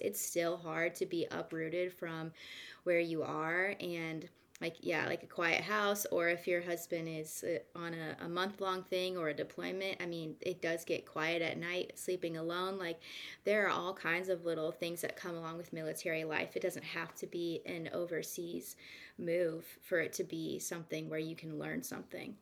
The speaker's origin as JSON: {"language": "English", "region": "Kansas", "country": "United States", "tie": "born or raised there", "also_born_or_lived": "Santa Rosa Beach, Florida", "moved": "as an adult", "said": "I'm actually from Kansas, so it's funny I'm back where I started"}